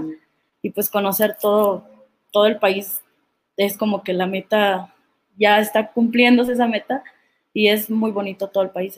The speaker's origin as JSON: {"language": "Spanish", "town": "Sahuayo", "region": "Michoacán", "country": "Mexico", "said": "yo soy de Zaguayo, Michoacán"}